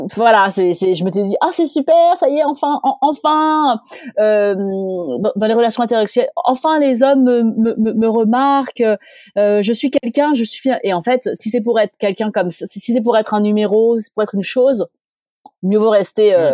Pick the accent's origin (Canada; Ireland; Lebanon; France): France; Grenoble, Auvergne-Rhône-Alpes; je viens de Grenoble, euh, eh bien, je viens de Grenoble